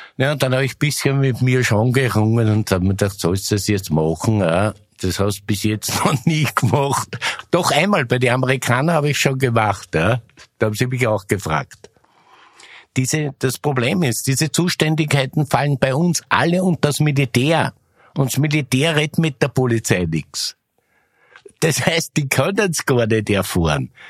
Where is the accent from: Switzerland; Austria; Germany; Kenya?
Austria; Ich bin nämlich auch aus Österreich